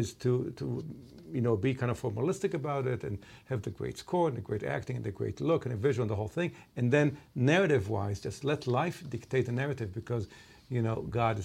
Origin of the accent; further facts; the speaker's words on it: Israel; I grew up in Israel